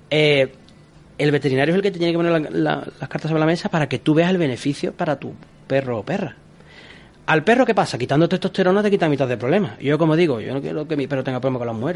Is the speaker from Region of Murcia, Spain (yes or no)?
no; Cádiz, Andalusia, Spain; fíjate, yo soy de Cádiz, en Cádiz es una ciudad igual.